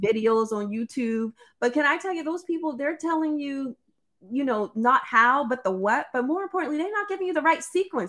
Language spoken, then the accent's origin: English; South Carolina, United States; growing up in South Carolina, we used to have to do this thing called Easter speeches